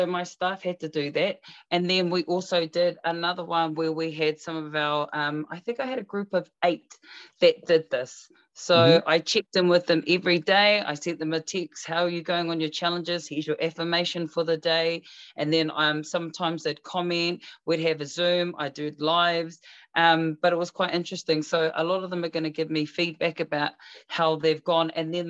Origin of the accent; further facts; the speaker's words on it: New Zealand; I'm a New Zealand Māori. I'm a Māori.